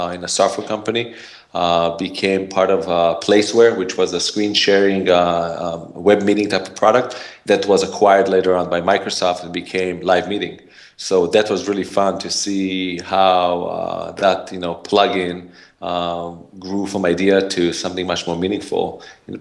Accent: Israel; also born or lived in San Francisco, California, United States; now in United States; I have an accent, originally from Israel. Grew up there, and then I somehow accidentally moved to the U.S.

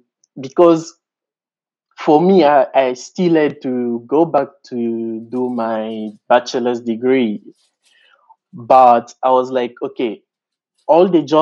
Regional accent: DR Congo; English is a second language; moved away as an adult; also born or lived in Kinshasa, DR Congo; now in South Africa; I am from the rural, not from the suburbs.

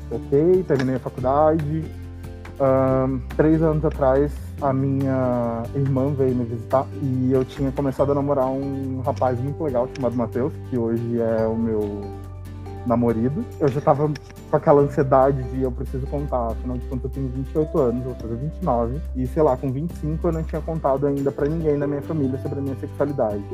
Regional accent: Maranhão, Brazil; eu sou do Maranhão.

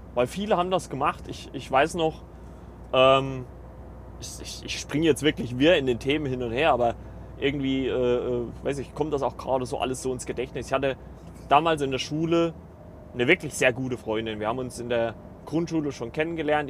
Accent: Germany; now in Eisenach, Germany; bei uns in Deutschland

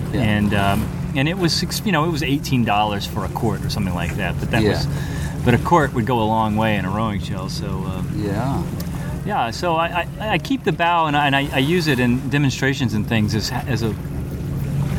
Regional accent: Aiken, South Carolina, United States; I grew up in Aiken, South Carolina, far inland

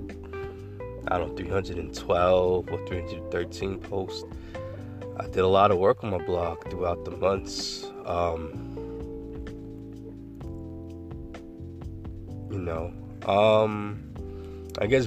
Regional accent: New York, United States; I'm from New York. I was born and raised there

